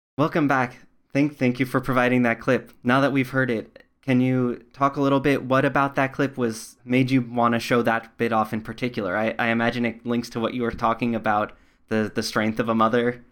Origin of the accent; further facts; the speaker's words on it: New York, United States; I grew up in New York, not in the city